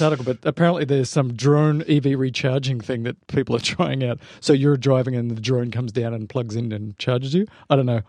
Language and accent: English; Australia; I'm Australian. I put R in everything